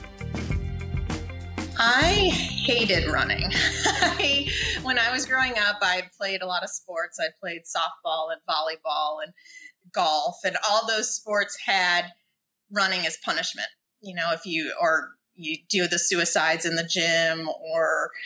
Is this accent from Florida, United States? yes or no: no; Indiana, United States; moved away as an adult; also born or lived in Chicago; now in Kona, United States; I am originally from Indiana